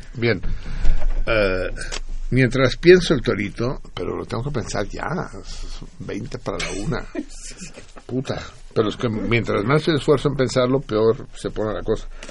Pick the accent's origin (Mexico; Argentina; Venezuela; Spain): Mexico; moved away as an adult; also born or lived in Paris; salimos el mismo día del mismo año al exilio, él de Brasil y yo de México el 6 de enero de 1969